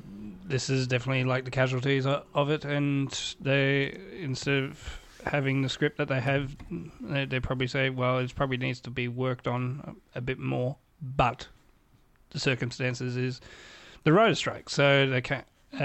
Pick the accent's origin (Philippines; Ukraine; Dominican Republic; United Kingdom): United Kingdom; And no AI, please. We're British.